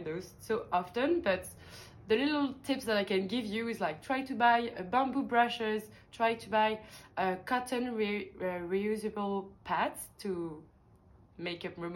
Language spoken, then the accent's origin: English; Paris, Île-de-France, France; moved away as an adult; also born or lived in London / Dublin / Belgium; I was born and raised in Paris